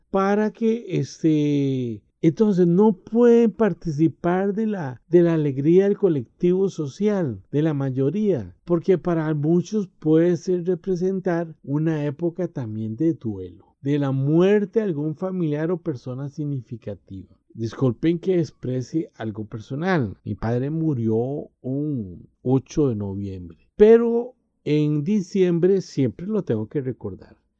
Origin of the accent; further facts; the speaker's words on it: Costa Rica; En mi país, Costa Rica